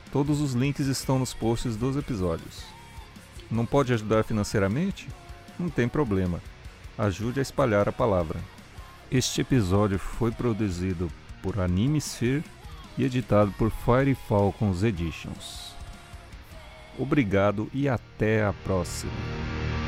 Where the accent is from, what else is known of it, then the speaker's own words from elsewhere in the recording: Northeast Region, Brazil; accent: nordestino; o meu sotaque para falar sobre cultura nordestina